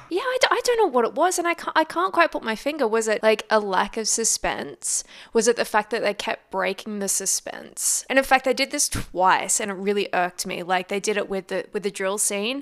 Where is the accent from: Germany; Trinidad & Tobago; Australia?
Australia